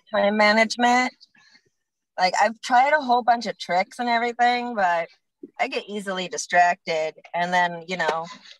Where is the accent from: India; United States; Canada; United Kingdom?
United States; Pacific Northwest; I'm from the Pacific Northwest.